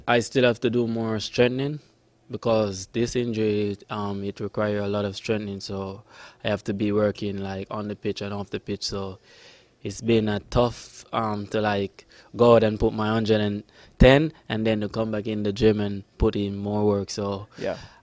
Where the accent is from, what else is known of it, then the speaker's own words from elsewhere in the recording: Jamaica; also born or lived in Florida; now in Sacramento, United States; I'm from Jamaica.